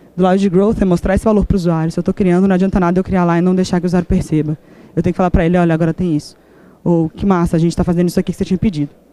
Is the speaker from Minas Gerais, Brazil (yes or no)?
yes; Belo Horizonte, Minas Gerais, Brazil; sou de BH, sim, nasci em BH